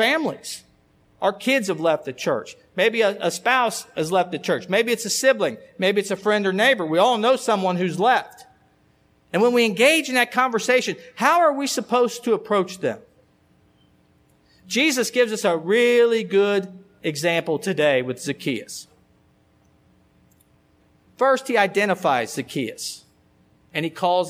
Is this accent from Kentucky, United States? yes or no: yes; Alexandria, Kentucky, United States; I grew up in Alexandria